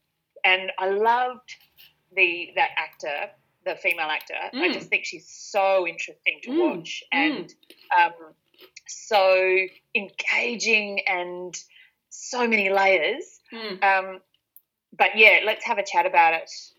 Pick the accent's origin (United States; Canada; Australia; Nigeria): Australia; us being Australian